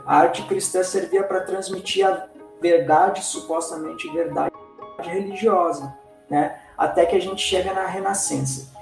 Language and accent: Portuguese; Rio Grande do Sul, Brazil; eu nasci no Rio Grande do Sul, é, próximo ao Uruguai